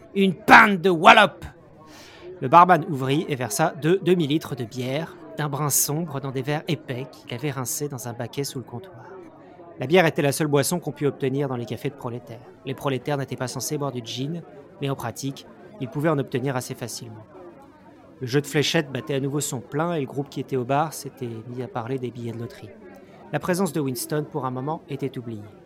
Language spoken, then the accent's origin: French; France; en tant que Français